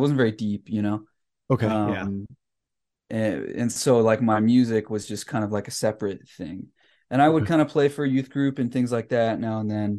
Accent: Salinas, California, United States; I grew up in Salinas, California.

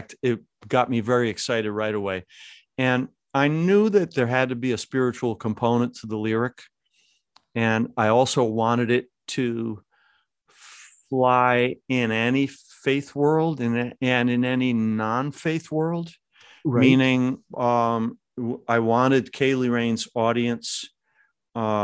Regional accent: Lackawanna, New York, United States; I was born in Our Lady of Victory Foundling Home, not too far from, I suspect, where you live, in Lackawanna, New York

